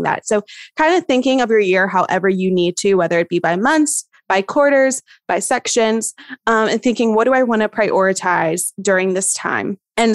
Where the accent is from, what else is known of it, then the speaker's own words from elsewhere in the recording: East Tennessee, United States; I'm from East Tennessee and it's beautiful